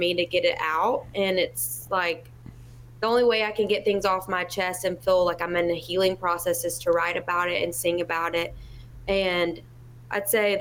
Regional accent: Tuscaloosa, Alabama, United States; moved away as an adult; now in Nashville, United States; I'm from Tuscaloosa, Alabama. I live in Nashville currently. I have for almost 5 years now.

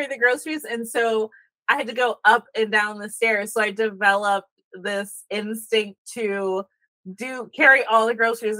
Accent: Norcross, Georgia, United States; when I grew up in Norcross, we had a 3-story townhome.

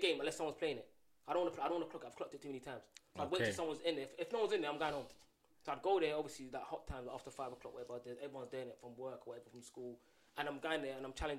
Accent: London, United Kingdom; I'm from Brixton

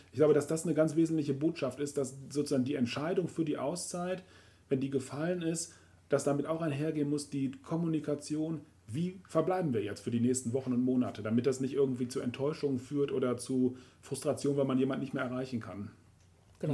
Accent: Rhineland, Germany; bei uns im Rheinland

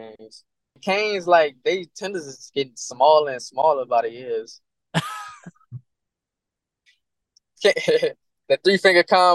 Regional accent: Louisiana, United States; I'm from Louisiana

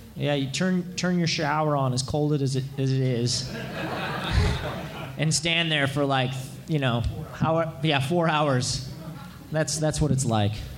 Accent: Santa Rosa, California, United States; my hometown of Santa, Santa Rosa

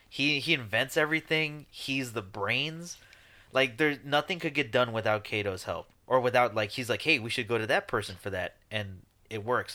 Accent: Chicago, Illinois, United States; we're from Chicago.

